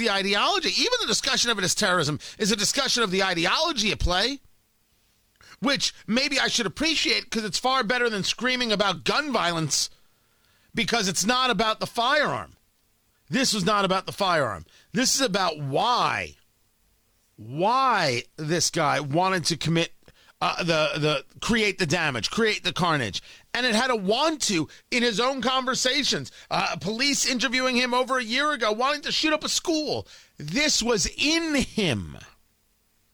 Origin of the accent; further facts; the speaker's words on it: New York City, New York, United States; I came from Brooklyn.